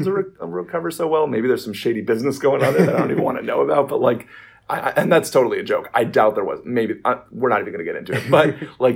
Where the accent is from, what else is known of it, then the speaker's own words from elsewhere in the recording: New York City, New York, United States; I was raised in Sheepshead Bay, Brooklyn, and now, when I was 8 years old, my family moved to Marine Park, and that is the family home.